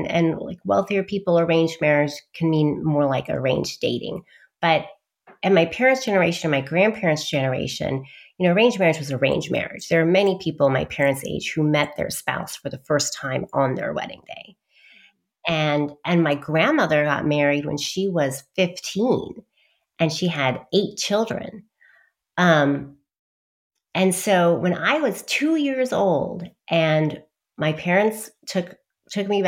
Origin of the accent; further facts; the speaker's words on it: Dallas, Texas, United States; also born or lived in London; and then I was born in in Dallas, Texas